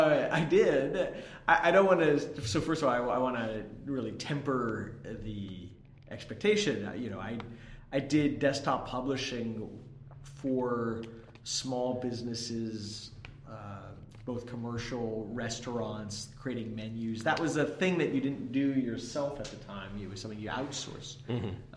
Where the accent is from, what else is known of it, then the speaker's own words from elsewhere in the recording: Palo Alto, California, United States; also born or lived in San Francisco; I was. I grew up around Palo Alto. Mm-hmm. I was born there, spent a few years when I was a kid that I do not remember in San Francisco, and then the rest was down in Palo Alto.